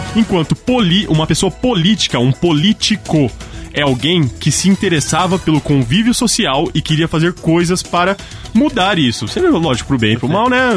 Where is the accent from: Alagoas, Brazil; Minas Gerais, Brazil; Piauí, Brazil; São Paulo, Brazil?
São Paulo, Brazil; Ribeirão Preto; eu sou de Ribeirão Preto, interior